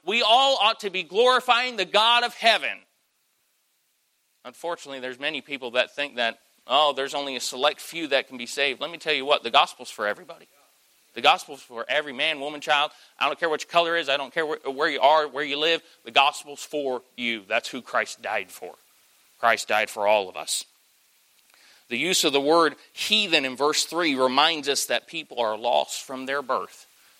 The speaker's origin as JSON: {"language": "English", "region": "Southern United States", "country": "United States", "said": "I'm in Yankee territory, but tell me there's somebody in here who knows what a glory lap is. Hey, I'm from South."}